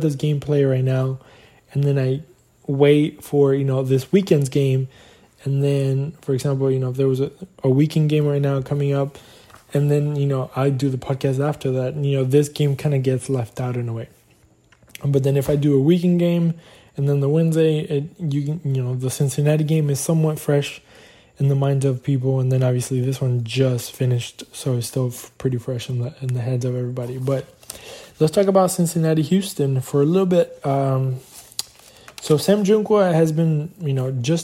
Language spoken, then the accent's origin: English; Argentina; moved away; my home country